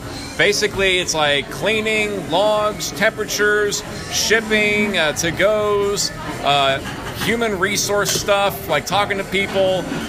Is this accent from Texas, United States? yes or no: yes; Austin, Texas, United States; now in Corpus Christi, United States; I'm originally from Austin, Texas.